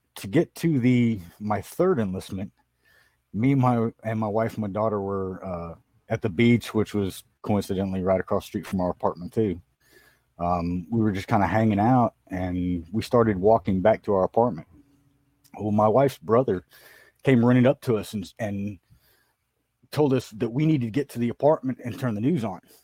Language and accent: English; San Diego, California, United States; also born or lived in Oklahoma; I grew up in Southern California in San Diego